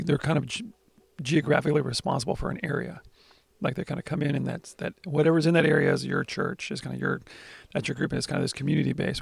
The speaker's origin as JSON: {"language": "English", "country": "United States"}